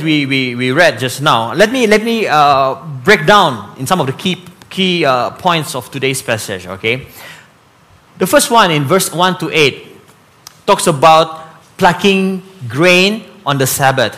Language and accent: English; Sandakan, Sabah, Malaysia; growing up in Sandakan